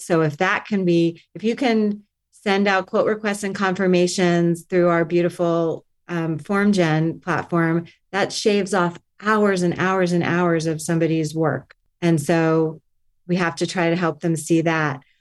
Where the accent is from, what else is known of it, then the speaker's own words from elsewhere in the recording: Miami, Florida, United States; also born or lived in Stanford / New York; now in Los Angeles, United States; I grew up in Miami